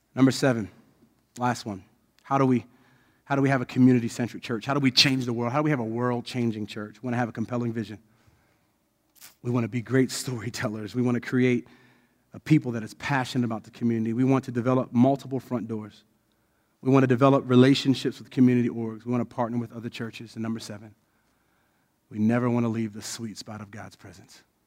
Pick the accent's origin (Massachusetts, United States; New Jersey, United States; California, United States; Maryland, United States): Maryland, United States; Odenton; I was born there. So I was born and raised in the community that I am.